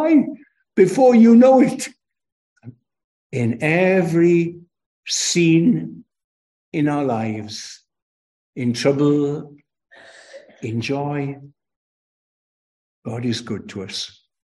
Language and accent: English; Aberystwyth, Wales, United Kingdom; from my accent where I come from, of course, I come from Wales.